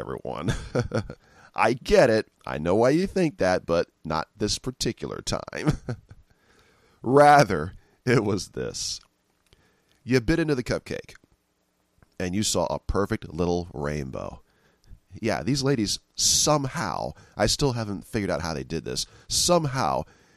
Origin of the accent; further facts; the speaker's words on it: San Francisco, California, United States; I'm from San Francisco